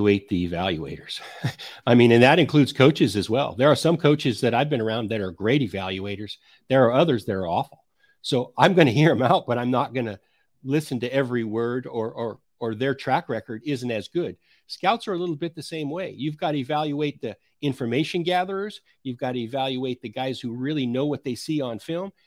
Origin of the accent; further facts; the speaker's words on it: Idaho, United States; I grew up in Idaho